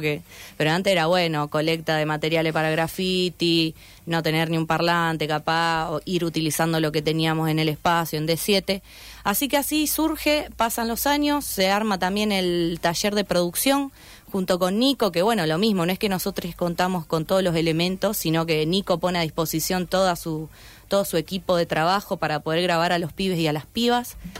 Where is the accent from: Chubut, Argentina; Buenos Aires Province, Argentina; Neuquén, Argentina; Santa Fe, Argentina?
Santa Fe, Argentina; yo soy de zona sur, tengo 26 años